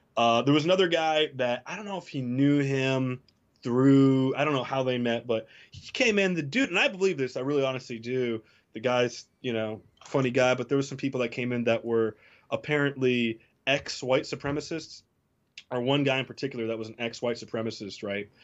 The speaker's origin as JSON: {"language": "English", "town": "Tavernier", "region": "Florida", "country": "United States", "tie": "born or raised there", "also_born_or_lived": "New Jersey", "said": "my hometown Dairy Queen, where I used to go after school"}